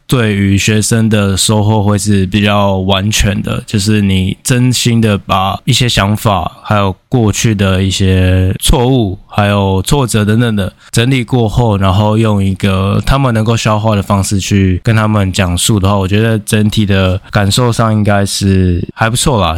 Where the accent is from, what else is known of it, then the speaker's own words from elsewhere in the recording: Taiwan; also born or lived in Spain; 我们台湾人